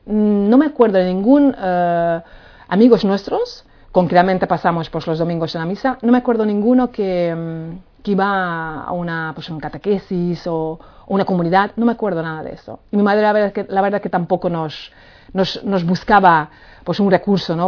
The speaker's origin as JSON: {"language": "Spanish", "country": "Hungary", "tie": "born or raised there", "second_language": "Spanish", "moved": "as an adult", "lives_now": "Palma de Mallorca, Spain", "said": "soy húngara, nací en Hungría hace 45 años y mm, bueno, ya llevo aquí 18 años"}